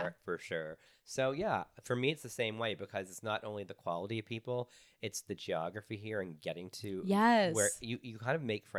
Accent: Texas, United States; also born or lived in Canada; And I'm Canadian on top of it. And I grew up in Texas.

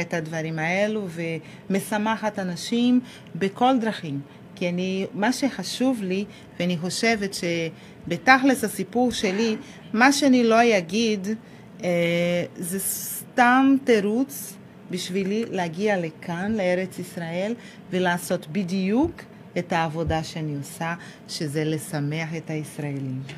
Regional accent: Rio de Janeiro, Brazil; Hebrew is a second language; also born or lived in Salvador, Bahia, Brazil; now in Israel; אני נולדתי בסלבדור, בבעיר, וכשאני הייתי בת שלושה חודשים, המשפחה עברה ל... ריו דה ז'נרו.

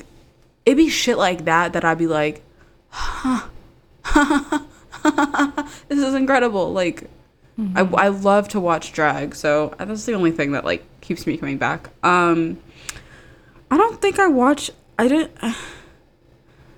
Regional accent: Maryland, United States; I'm from Maryland. And Potomac is, like, 45 minutes from me

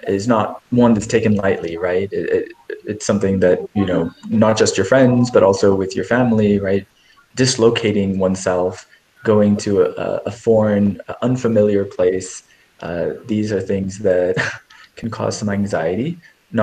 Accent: California, United States; I'm originally from California

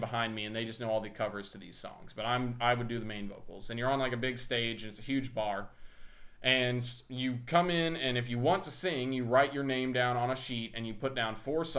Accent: Midwest, United States; I'm from the Midwest.

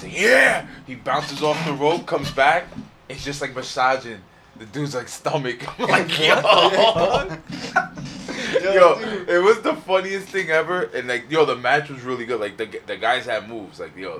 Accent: New York City, New York, United States; we're from Queens, New York, one of the boroughs out here

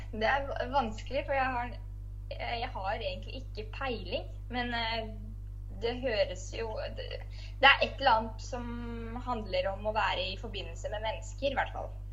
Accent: Larvik, Vestfold, Norway; kommer fra Larvik

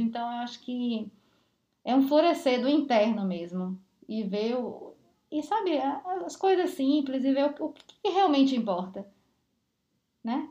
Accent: Bahia, Brazil; now in São Paulo, Brazil; eu saí da Bahia

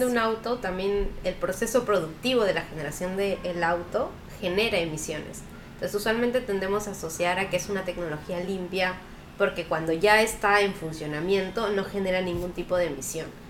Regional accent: Peru; acá, al menos en Perú, todavía tenemos un largo camino por recorrer

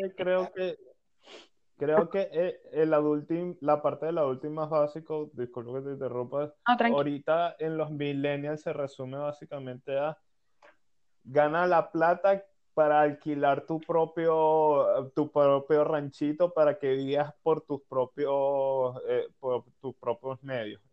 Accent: Venezuela; somos venezolanos los tres que estamos hablando

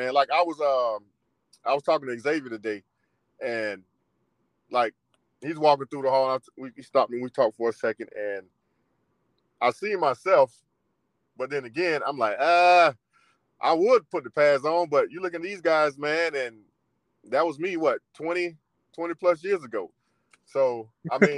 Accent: Florida, United States; I'm from Florida.

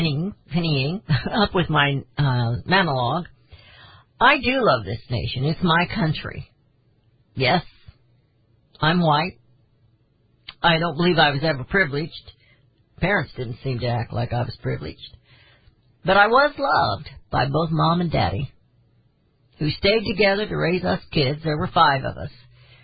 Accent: Missouri, United States; I can't apologize for being born in mid-Missouri, a little white girl who never quite got tall.

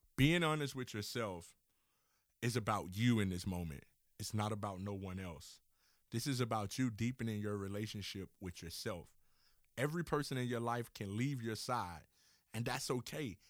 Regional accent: Miami, Florida, United States; I'm from Miami, Florida, and so therefore we have our train system that run through the city

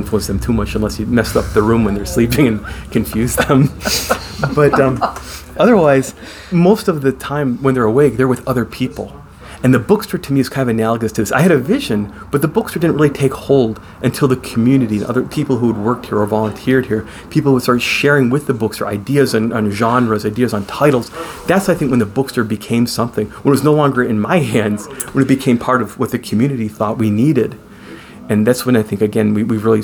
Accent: Oak Park, Michigan, United States; moved away as an adult; also born or lived in Lansing, Michigan; now in Holt, United States; I grew up in Metro Detroit. I grew up in Oak Park, which was a splendidly diverse melting pot community

